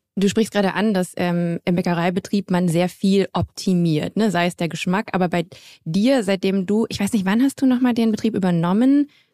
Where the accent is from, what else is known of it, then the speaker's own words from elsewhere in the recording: Grevenbroich, North Rhine-Westphalia, Germany; also born or lived in Düsseldorf; komme ich auch aus der Nähe von Düsseldorf, ähm, aus Grevenbroich, um äh, mhm. genau zu sein. Ich bin gebürtige Düsseldorferin